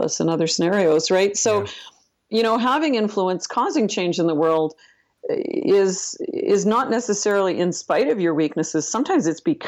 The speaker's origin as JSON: {"language": "English", "region": "Northern Ontario", "country": "Canada", "tie": "born or raised there", "said": "I'm not only from Canada, I'm from Northern Canada, Northern Ontario. You know, I basically grew up in a Mark Twain novel"}